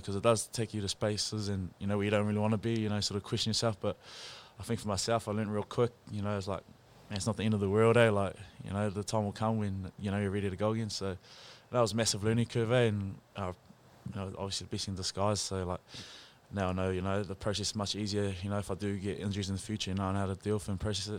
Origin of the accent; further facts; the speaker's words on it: Pukekohe, Auckland, New Zealand; moved away; also born or lived in Nelson; I'm originally from Pookie up north